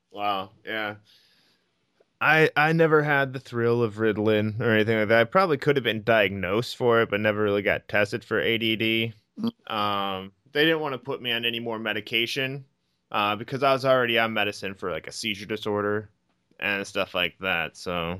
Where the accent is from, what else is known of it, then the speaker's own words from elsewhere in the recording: Iowa, United States; I'm from Iowa.